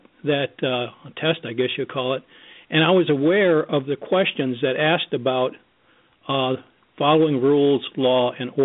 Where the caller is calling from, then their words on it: Grand Rapids, Michigan, United States; from Grand Rapids, Michigan.